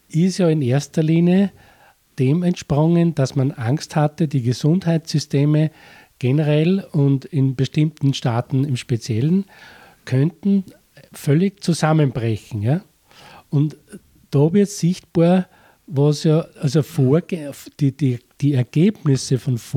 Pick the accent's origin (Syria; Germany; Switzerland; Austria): Austria; es ist vor allem das, was man bei uns in Österreich ganz äh, drastisch miterlebt hat